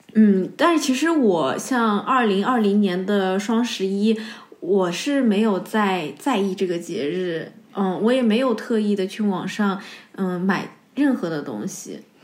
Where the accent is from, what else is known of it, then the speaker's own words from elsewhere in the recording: China; now in Germany; 二月十号是我们中国人的大年三十